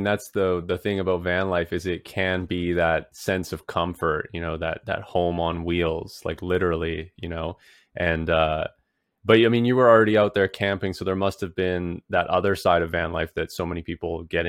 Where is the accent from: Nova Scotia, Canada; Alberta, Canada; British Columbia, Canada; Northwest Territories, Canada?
British Columbia, Canada; now in Ontario, Canada; Well, I'm originally from British Columbia, Canada. I'm living in Ontario now.